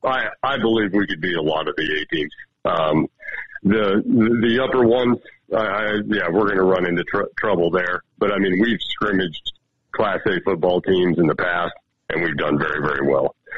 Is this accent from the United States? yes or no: yes; Miles City, Montana, United States; growing up in Mile City area